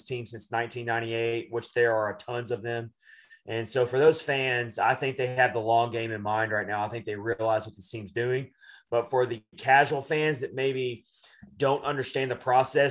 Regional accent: Nashville, Tennessee, United States; I'm from Nashville.

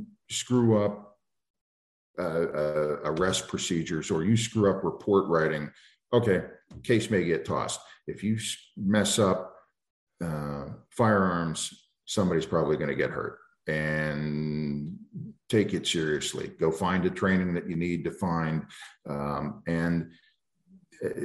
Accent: East Coast, United States; now in Montana, United States; I grew up on the East Coast, and it's just a different world.

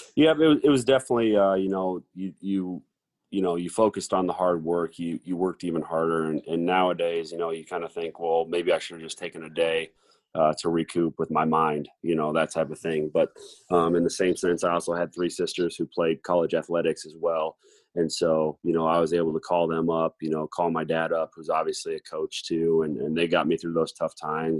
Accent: Mason City, Iowa, United States; also born or lived in Lake Mills, Iowa; growing up Mason City, Iowa. Yeah, I moved from Lake Mills, Iowa, when I was in uh, when I was four years old, and, and then moved to to Mason City

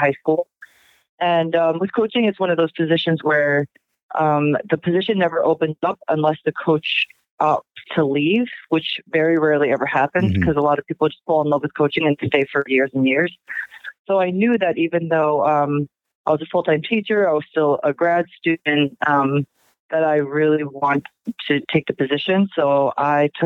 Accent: Long Island, New York, United States; I grew up on Long Island

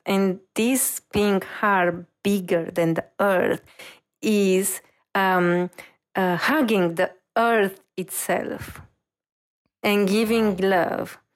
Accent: Romania; moved away as an adult; also born or lived in Paris; I'm coming from Romania

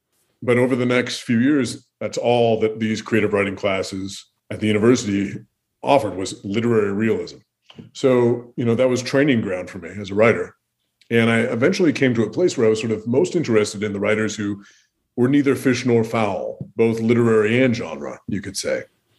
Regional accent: Pacific Northwest, United States; now in Minnesota, United States; I grew up in the Pacific Northwest, that I traveled to the Pacific Northwest recently. So that sort of stuff is already there. And just the Pacific Northwest looms in my mind because that's the stage of my childhood.

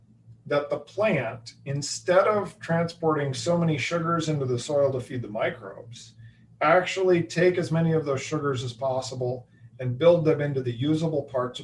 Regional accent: Iowa, United States; I've rooted from the Chiefs for the Chiefs ever since I was 8 years old, because I grew up in Central Iowa.

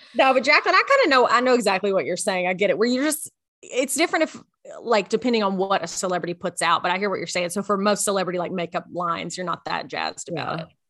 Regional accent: Memphis, Middle Tennessee, United States; I'm a bad Tennessean because I was born in Memphis.

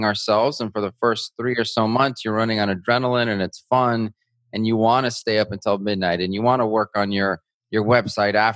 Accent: Albuquerque, New Mexico, United States; moved away as an adult; now in Miami, United States; I live in Miami, Florida, but I grew up in Albuquerque, New Mexico

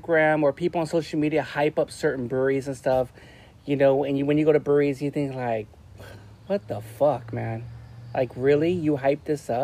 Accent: Long Beach, California, United States; we're from Long Beach

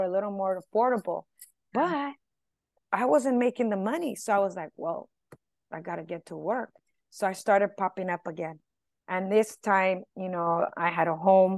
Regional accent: Los Angeles, California, United States; first language Spanish; English is a second language; I'm from East

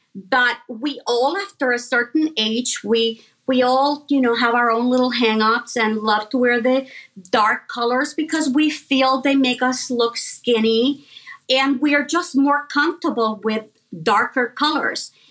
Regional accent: Puerto Rico; I was born and raised in Puerto Rico.

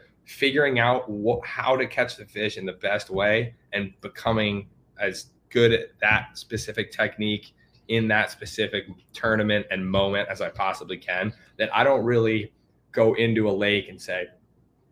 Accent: New York, United States; that's how I grew up fishing in New York

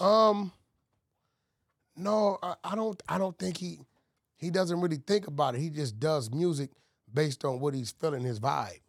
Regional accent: California, United States; growing up in California

